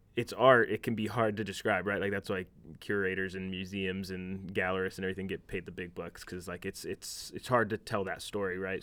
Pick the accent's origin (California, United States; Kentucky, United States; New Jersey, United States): California, United States; Union City; I grew up in Union City